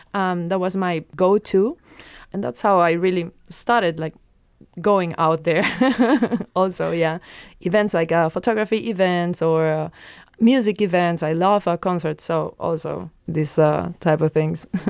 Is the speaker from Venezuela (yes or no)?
yes; Venezuela; now in Luxembourg; I come from a place in South America called Venezuela